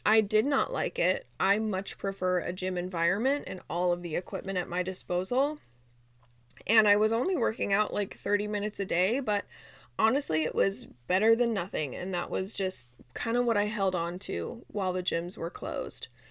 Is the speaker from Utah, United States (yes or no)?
yes; Utah, United States; moved away as an adult; now in Phoenix, United States; we are originally from Utah, but we moved to Phoenix like literally a week before our one year anniversary